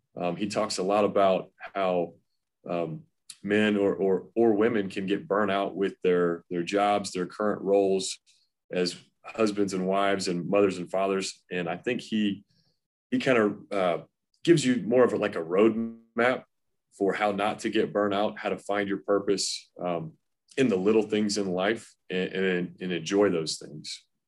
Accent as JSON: {"language": "English", "town": "Knoxville", "region": "Tennessee", "country": "United States", "tie": "born or raised there", "said": "I grew up in Knoxville, Tennessee."}